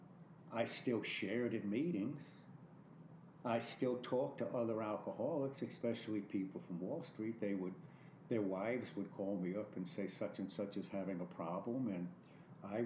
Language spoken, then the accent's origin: English; New York City, New York, United States; moved away as an adult; also born or lived in Jersey Shore; now in Florida, United States; I was born and raised in New York. I am a real dyed-in-the-wool New Yorker. I love everything about New York City.